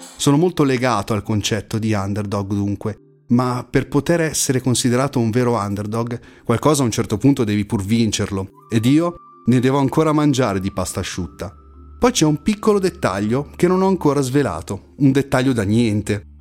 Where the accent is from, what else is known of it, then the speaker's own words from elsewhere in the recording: province of Milan, Lombardy, Italy; Sono nato e vivo in provincia di Milano